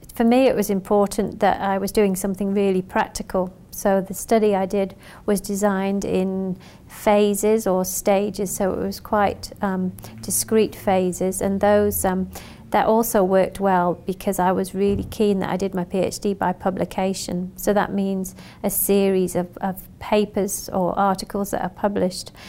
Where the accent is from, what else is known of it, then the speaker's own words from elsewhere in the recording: Western Australia, Australia; I'm from Western Australia